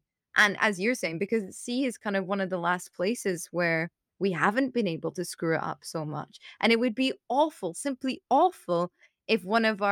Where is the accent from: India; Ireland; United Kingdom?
United Kingdom; I have the naivety and the good fortune of being British.